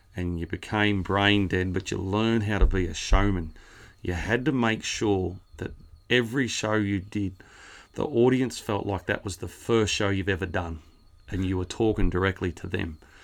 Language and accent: English; Rowena, New South Wales, Australia; also born or lived in Narrabri; born, um, oh, Narrabri, but lived west of Narrabri, a little town called Rowena. Went to school there. Uh, just a awesome place for a kid to grow up.